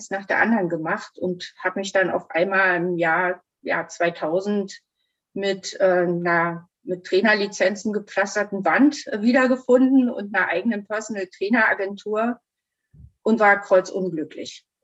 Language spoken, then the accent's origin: German; East Germany, Germany; ich bin in der DDR groß geworden.